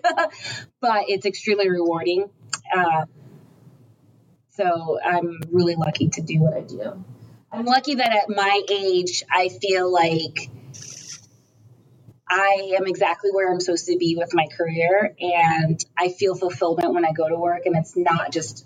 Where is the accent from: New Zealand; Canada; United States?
United States; I'm American, you know, I was born in America